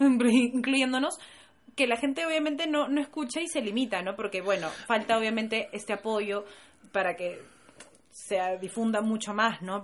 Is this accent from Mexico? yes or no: no; Peru; estoy orgullosa de ser peruana